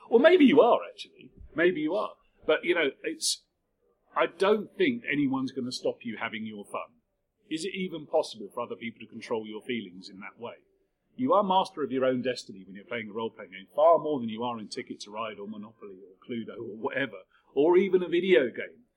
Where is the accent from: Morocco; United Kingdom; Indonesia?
United Kingdom; we're largely British people